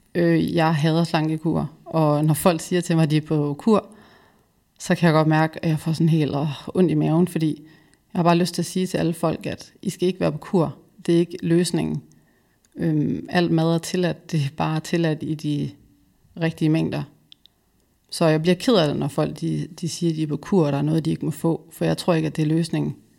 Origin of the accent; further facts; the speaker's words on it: West Jutland, Central Denmark Region, Denmark; now in Copenhagen, Denmark; Jeg er vokset op i Vestjylland